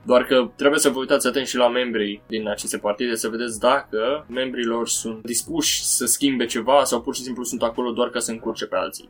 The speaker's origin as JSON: {"language": "Romanian", "country": "Romania", "said": "noi, uh, ca și români"}